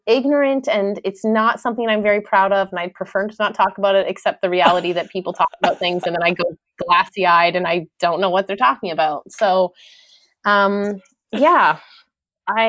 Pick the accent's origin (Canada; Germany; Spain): Canada; being a Canadian